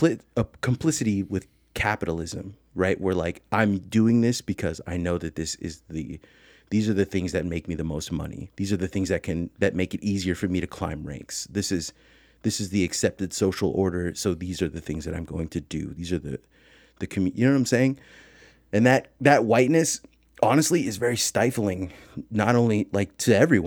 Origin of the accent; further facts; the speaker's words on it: San Francisco, California, United States; I'm from the Bay Area. I'm from like San Francisco